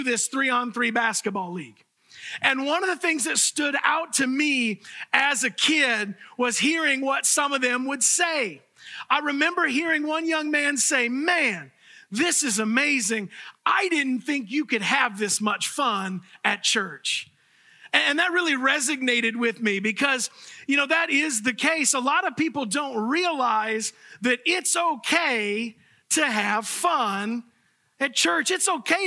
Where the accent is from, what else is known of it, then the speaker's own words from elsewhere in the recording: Fort Myers, Florida, United States; the church that I grew up in Fort Myers, Florida.